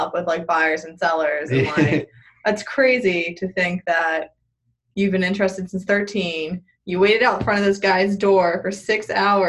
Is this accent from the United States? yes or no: yes; Baltimore, Maryland, United States; I'm from Baltimore. We're actually Baltimore natives, which is hard to come